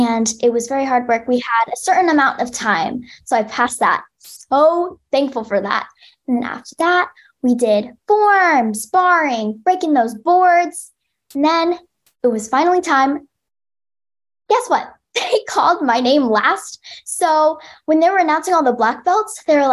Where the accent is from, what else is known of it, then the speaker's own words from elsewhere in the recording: United States; I am Asian American. I'm half Chinese and half Korean.